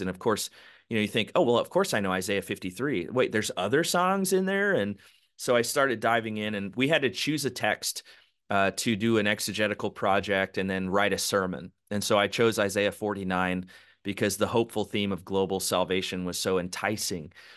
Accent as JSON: {"language": "English", "town": "Palm Springs", "region": "California", "country": "United States", "tie": "born or raised there", "also_born_or_lived": "San Diego / Los Angeles", "said": "I was born and raised in Southern California, Palm Springs area, spent about fifteen years there"}